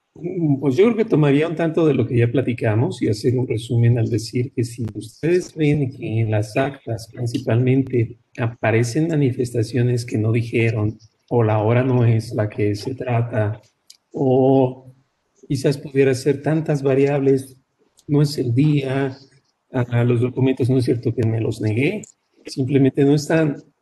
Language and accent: Spanish; Mexico; somos mexicanos